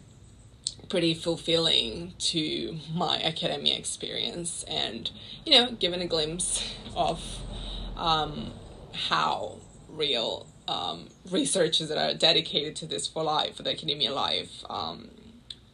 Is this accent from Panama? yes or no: yes; Panama City, Panama; moved away as an adult; also born or lived in London; I'm from Panama City, Panama